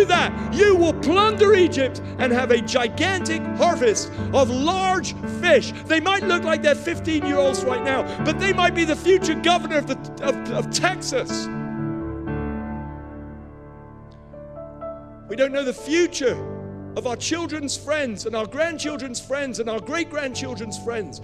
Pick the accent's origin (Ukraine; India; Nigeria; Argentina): Nigeria; I was born in Nigeria. I grew up there.